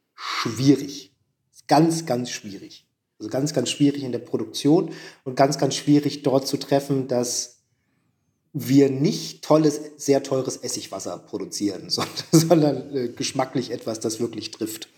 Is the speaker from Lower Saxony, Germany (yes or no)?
yes; Oldenburg, Lower Saxony, Germany; moved away as an adult; now in Leipzig, Germany; ich komme nicht aus Friesland, und, mhm. aber Abitur und groß geworden in Oldenburg